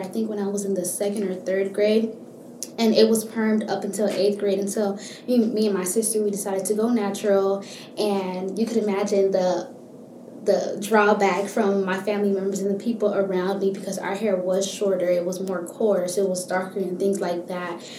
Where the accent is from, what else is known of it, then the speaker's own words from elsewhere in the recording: Miami, Florida, United States; now in Gainesville, United States; I was born and raised in Miami, Florida